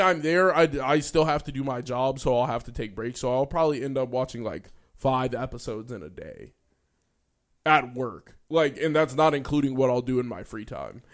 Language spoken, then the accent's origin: English; United States; we're American